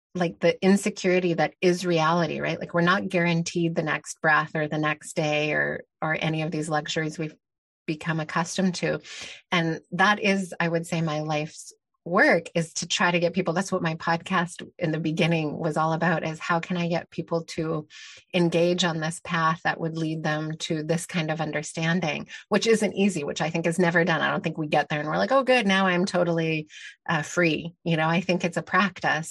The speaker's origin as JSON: {"language": "English", "country": "Canada", "tie": "born or raised there", "also_born_or_lived": "Mexico", "said": "I grew up in Canada in a very privileged, um, situation"}